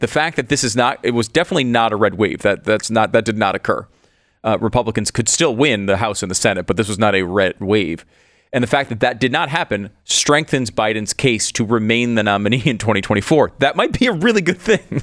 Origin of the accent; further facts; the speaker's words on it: Connecticut, United States; Constitution State, I grew up in Connecticut.